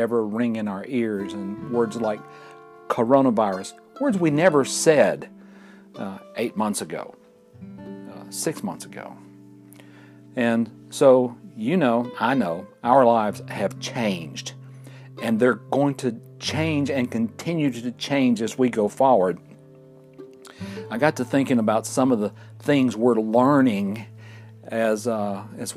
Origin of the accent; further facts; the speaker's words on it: Fort Payne, Alabama, United States; recording right here in my hometown of Fort Payne, Alabama, in the northeast corner of Alabama at the foot of Lookout Mountain.